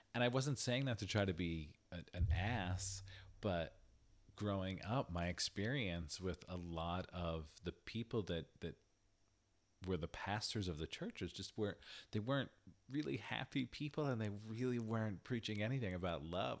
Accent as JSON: {"language": "English", "town": "Hazleton", "region": "Pennsylvania", "country": "United States", "tie": "born or raised there", "said": "growing up in Hazleton"}